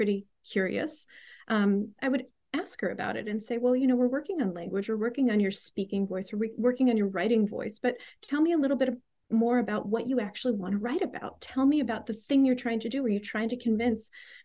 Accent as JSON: {"language": "English", "town": "Pittsburgh", "region": "Pennsylvania", "country": "United States", "tie": "born or raised there", "said": "where I grew up in the Pittsburgh, Pennsylvania area"}